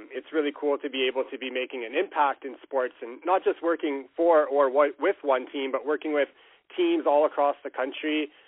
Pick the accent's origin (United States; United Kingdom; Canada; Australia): Canada; moved away; I played competitive hockey growing up in Canada.